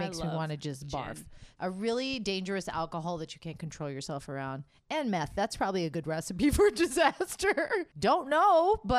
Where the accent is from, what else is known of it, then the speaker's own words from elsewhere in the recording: Florida, United States; moved away as an adult; now in Las Vegas, United States; Before I moved to Vegas, my friend was living out here and I said, I can't move to Vegas because I was from Florida.